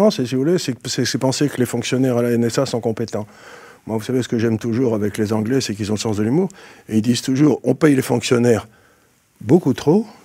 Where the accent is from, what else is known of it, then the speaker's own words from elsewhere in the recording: France; alors que je suis français et que je suis en France